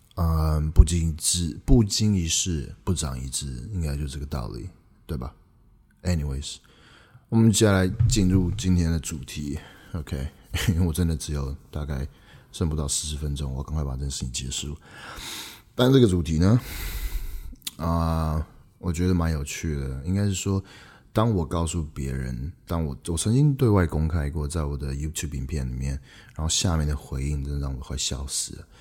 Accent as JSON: {"language": "Chinese", "country": "Taiwan", "also_born_or_lived": "Canada", "moved": "yes", "said": "我从加拿大回来，那个时候是二零一四年的十月三十一号，万圣节那一天。嗯，当我回到台湾的时候呢"}